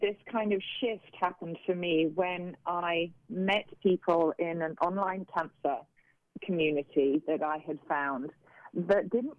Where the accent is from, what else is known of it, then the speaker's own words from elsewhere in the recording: United Kingdom; But, you know, I'm a Brit, and … by name, hardy by nature, and I was determined to survive.